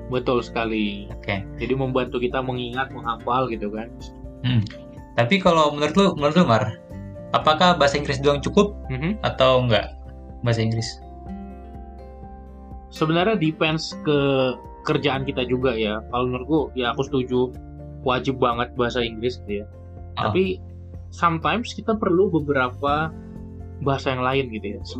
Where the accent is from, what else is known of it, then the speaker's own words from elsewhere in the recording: Medan, North Sumatra, Indonesia; gue Aceh memang dari kecil udah di Medan gitu jadi ya nggak ada bahasa daerah yang gua kuasai memang